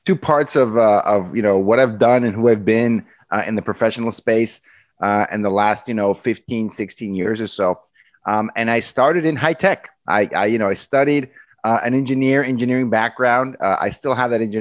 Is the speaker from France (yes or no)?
no; Mexico; moved away; I grew up in Mexico. That's where I'm from, on the border with the U.S.